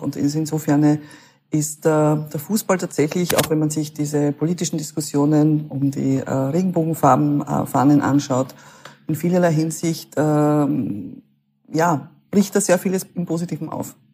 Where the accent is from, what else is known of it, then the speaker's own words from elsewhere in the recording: Klingenbach, Burgenland, Austria; Klingenbach, da wo ich herkomme